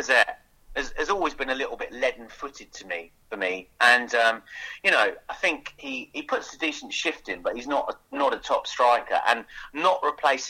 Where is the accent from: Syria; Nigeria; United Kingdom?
United Kingdom; Hertfordshire, East of England; I'm from Hertfordshire originally